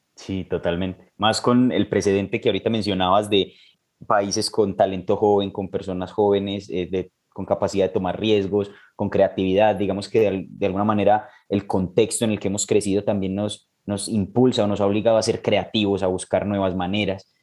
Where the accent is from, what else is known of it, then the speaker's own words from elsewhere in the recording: Colombia; como colombiano y trabajando pues de la mano con MED